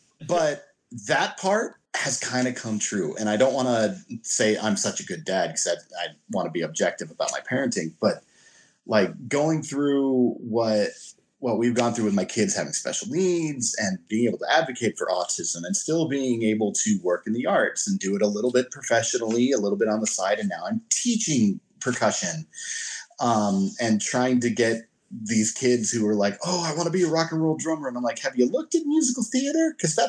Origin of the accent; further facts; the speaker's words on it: California, United States; I didn't know snowblowers were a thing growing up in California.